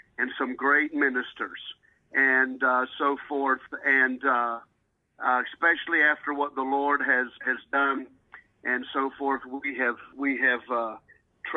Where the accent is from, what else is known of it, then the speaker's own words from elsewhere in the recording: Keyser, West Virginia, United States; moved away; I had one at home in Kaiser, West Virginia, which is my hometown